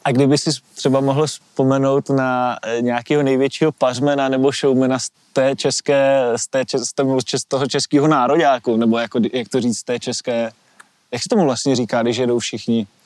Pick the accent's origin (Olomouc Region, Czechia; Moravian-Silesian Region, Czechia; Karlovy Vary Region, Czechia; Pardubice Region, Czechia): Olomouc Region, Czechia; Šumperk; oba dva jsme rodáci ze Šumperka